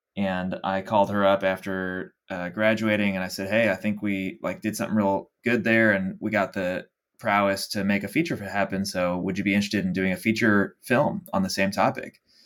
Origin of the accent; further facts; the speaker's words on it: Dallas, Texas, United States; moved away as an adult; also born or lived in Los Angeles; I'm from Dallas, Texas originally, born and raised